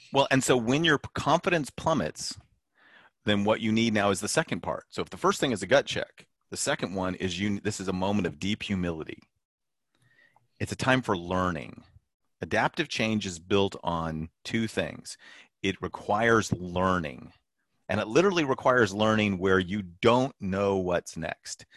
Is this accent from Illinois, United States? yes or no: no; California, United States